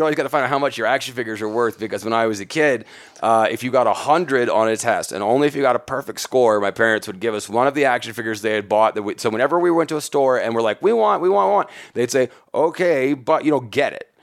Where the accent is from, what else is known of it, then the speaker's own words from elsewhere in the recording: Huntsville, Alabama, United States; also born or lived in Atlanta; my hometown, Huntsville, Alabama